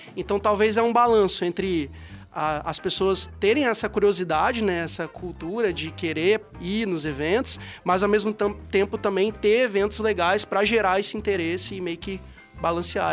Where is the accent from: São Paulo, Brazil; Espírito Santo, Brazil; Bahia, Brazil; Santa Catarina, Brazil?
Espírito Santo, Brazil; eu sendo capixaba